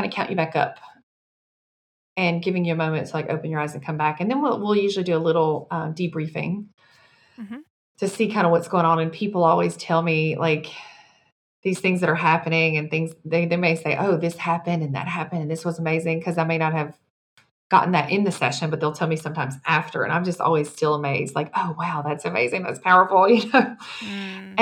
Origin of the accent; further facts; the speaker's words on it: Mississippi, United States; dire poverty growing up in Mississippi on food stamps and welfare